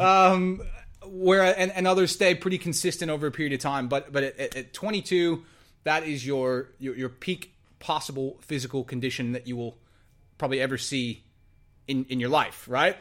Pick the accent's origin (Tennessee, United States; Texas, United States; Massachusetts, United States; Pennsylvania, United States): Texas, United States; moved away as an adult; now in Australia; I didn't grow up in the States, I grew up in Texas